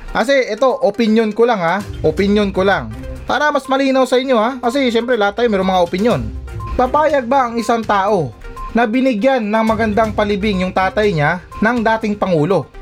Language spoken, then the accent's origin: Tagalog; Zamboanga City, Zamboanga Peninsula, Philippines; now in Metro Manila, Philippines; ako laking Mindanao ako ha. Ah. Galing akong ano, tubong akong Sambuanga City.